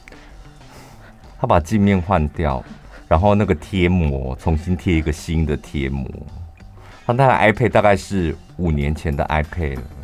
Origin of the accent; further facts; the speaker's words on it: Taichung, Taiwan; 我们台中人， 我在台中的餐厅